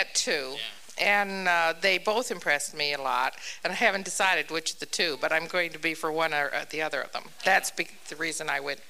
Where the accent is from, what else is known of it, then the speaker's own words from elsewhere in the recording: Boone, Iowa, United States; I'm from Boone.